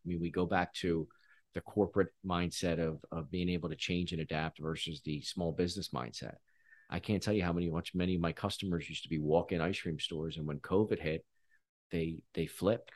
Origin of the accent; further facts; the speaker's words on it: Philadelphia, Pennsylvania, United States; I grew up in Philly